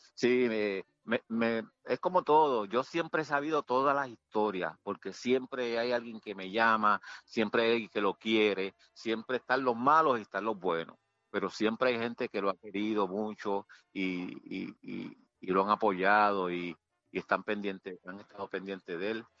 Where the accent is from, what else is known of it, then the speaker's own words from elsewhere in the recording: Puerto Rico; yo soy de Country Club